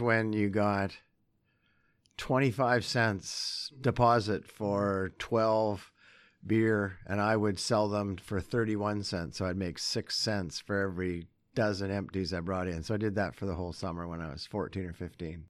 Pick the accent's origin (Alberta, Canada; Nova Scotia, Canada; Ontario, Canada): Alberta, Canada; Sherwood Park; also born or lived in Calgary / Vancouver; now in Edmonton, Canada; I'm an Alberta boy. I was born in Calgary, and then we moved to Edmonton, so I grew up in Sherwood Park